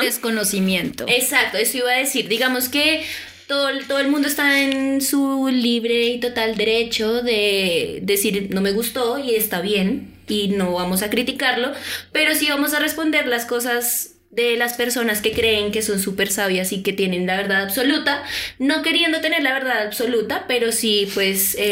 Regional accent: Colombia; porque somos colombianas

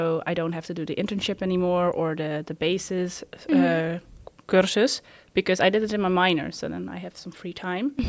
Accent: Netherlands; I'm from the Netherlands

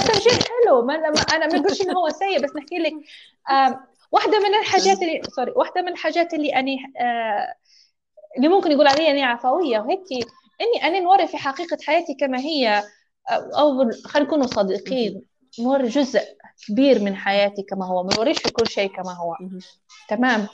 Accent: Libya; also born or lived in Tripoli; أني إنسانة مولودة وعايشة في ليبيا، هويتي ليبية

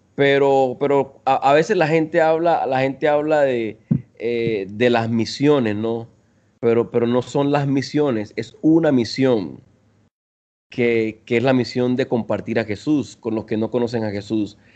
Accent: Colombia; moved away as an adult; also born or lived in Venezuela; now in Costa Rica; yo soy de Colombia, eh, soy de Colombia, bueno, nací en Venezuela, pero crecí en Colombia y ahora vivo en Costa Rica.

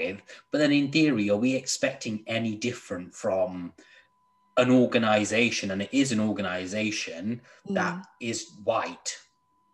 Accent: United Kingdom

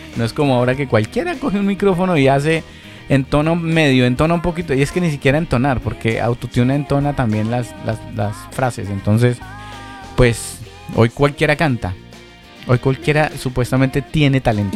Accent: Chile

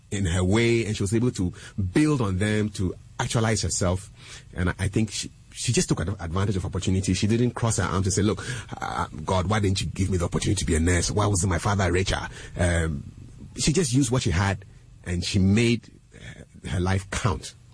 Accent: Ghana; also born or lived in Burkina Faso; I was born in Burkina, but I'm a Ghanaian.

